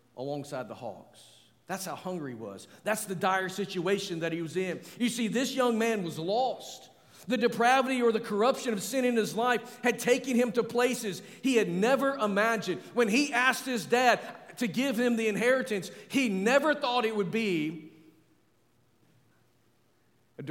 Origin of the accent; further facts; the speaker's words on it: Arkansas, United States; I'm from Arkansas, where we celebrate the Razorback